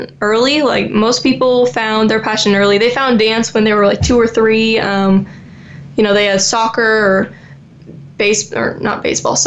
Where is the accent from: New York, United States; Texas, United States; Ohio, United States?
Texas, United States; Dallas; also born or lived in Naples, Florida; we moved to Dallas when I just turned six. We moved from Naples, Florida